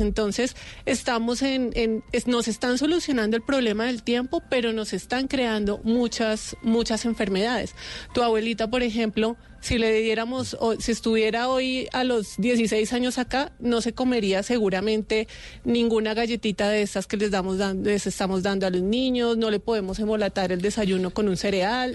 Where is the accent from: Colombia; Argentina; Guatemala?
Colombia; como pueblo colombiano